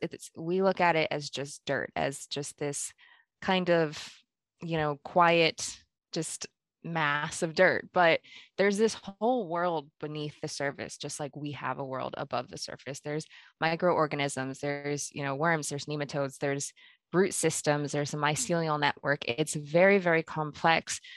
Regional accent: Pennsylvania, United States; moved away as an adult; also born or lived in Kenya; now in Nebraska, United States; I was born in Kenya, I, I only lived there for about a year, and then I actually grew up in Pennsylvania

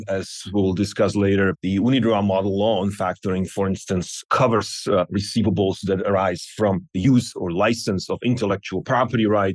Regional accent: Slovakia; now in Tucson, United States; I'm originally from Slovakia, but I have been living in Arizona, Tucson for about 20 years now

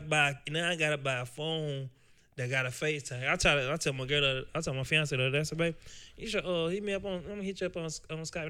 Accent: Nashville, Tennessee, United States; I'm from Nashville, Tennessee. Uh, I grew up in West Tennessee, or uh, West uh, West Nashville, Tennessee, with Preston Taylor

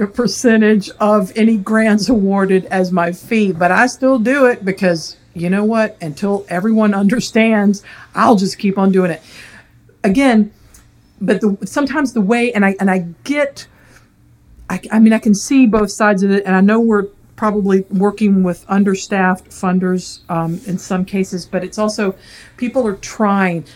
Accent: the South, United States; born and raised in the South.

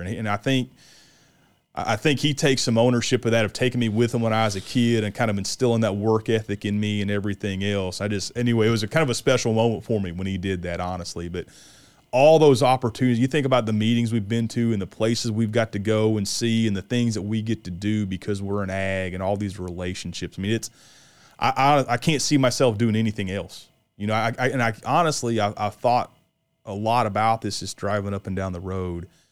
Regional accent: West Central Illinois, United States; I grew up in Illinois and I grew up in West Central Illinois

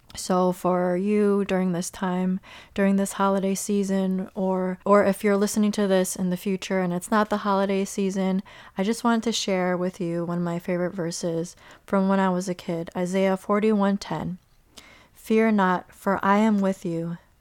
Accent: Chicago, Illinois, United States; growing up in Chicago

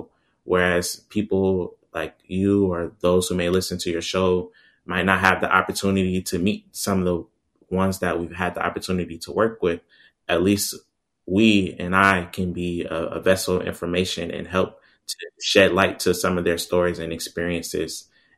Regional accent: Jamaica; even though I'm a Jamaican and Jamaican citizen, but I'm also an American as well.

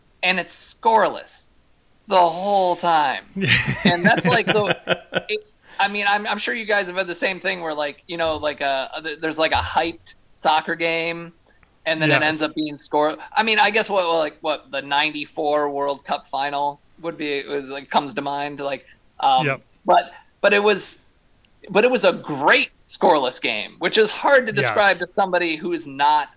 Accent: Michigan, United States; my home state

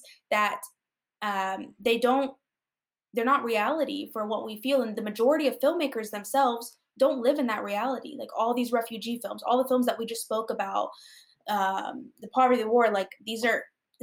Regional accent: United States; I was born in the U.S.

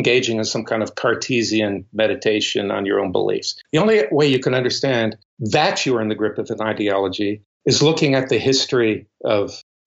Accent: the South, United States; moved away as an adult; also born or lived in United Kingdom; I grew up in the South

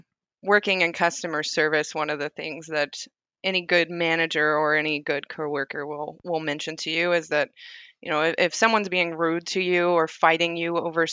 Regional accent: Southern United States, United States; all I had known from it growing up in the South is it starts fights.

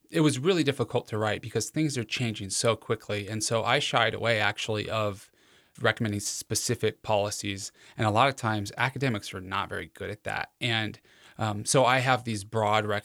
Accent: Cheyenne, Wyoming, United States; where I was born in Cheyenne

